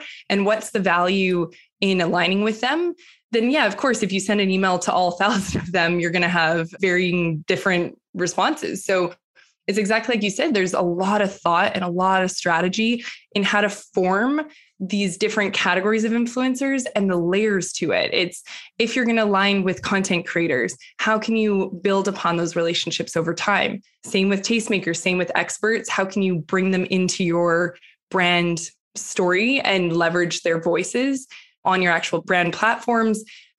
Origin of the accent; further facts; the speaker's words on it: Western Canada, Canada; moved away as an adult; now in New York, United States; Like you, I grew up, I'm from Western Canada originally, but the last decade I've been in New York.